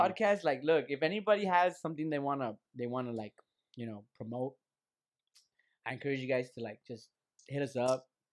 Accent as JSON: {"language": "English", "town": "Lynwood", "region": "California", "country": "United States", "said": "we're just kids from the fucking Linwood"}